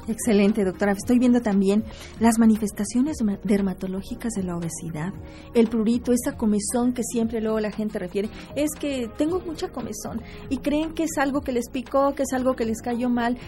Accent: Querétaro, Mexico; esta tierra queretana que nos vio nacer

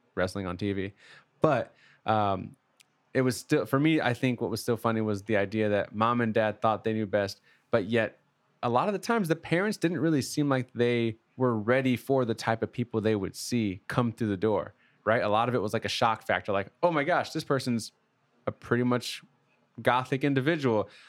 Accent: Midwest, United States; I'm from the Midwest

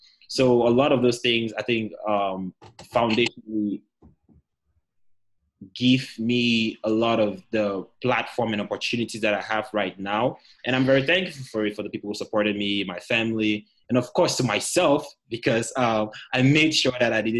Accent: Cameroon; moved away as an adult; also born or lived in Chicago; I'm from Cameroon, so British English versus US English, you know, communication was kind of hard.

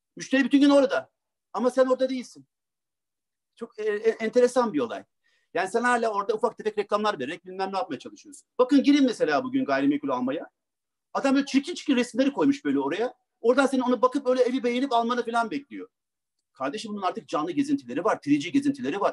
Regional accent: Ankara, Turkey; Ankara'da doğdum

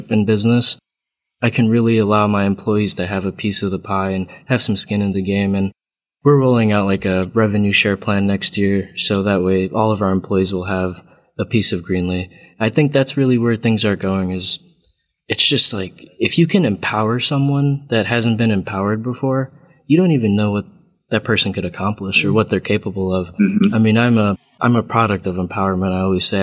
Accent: Cleveland, Ohio, United States; I grew up in Cleveland, Ohio

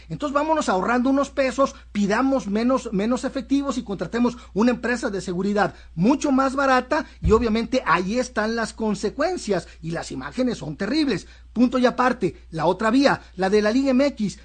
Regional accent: Mexico; como mexicano

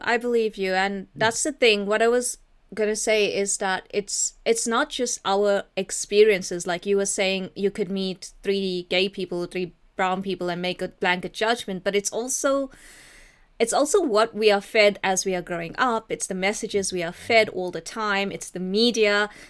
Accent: South Africa; whenever I identify as South African, no one believes me because they only know black South Africans. So I can't be South African because I don't have the right coloring for it.

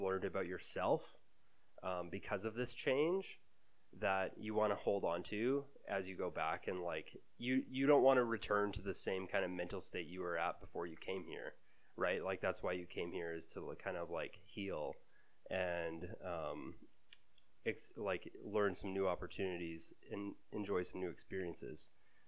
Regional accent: Calgary, Alberta, Canada; I grew up in Calgary. I was born in Calgary. I've lived here my whole life

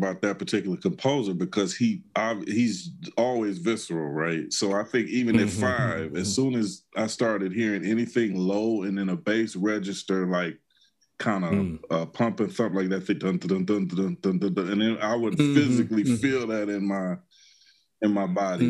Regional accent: Detroit, Michigan, United States; I was born in 73. So let's say 1978. I'm from Detroit, Michigan.

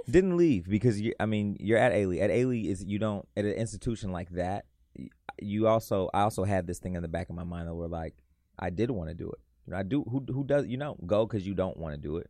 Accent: west suburbs of Chicago, Illinois, United States; I'm from the west suburbs of Chicago. I claim Chicago, though, because I went to high school downtown Chicago

